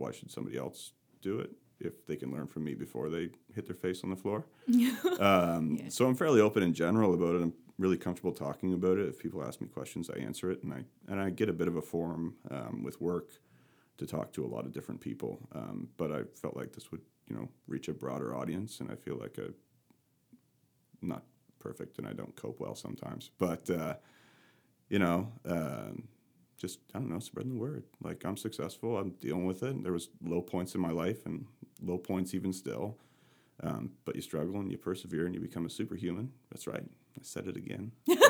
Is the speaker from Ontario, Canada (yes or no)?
no; Nova Scotia, Canada; I come from Canada, from rural Nova Scotia, and had an amazing upbringing, great family still.